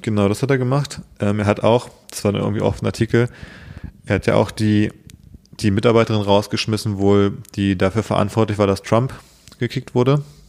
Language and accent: German; Berlin, Germany; ich gebürtiger Berliner bin